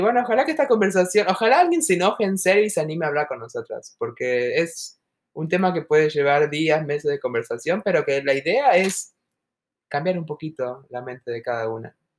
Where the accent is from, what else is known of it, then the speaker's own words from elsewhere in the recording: Argentina; now in United States; esas argentinas como nosotras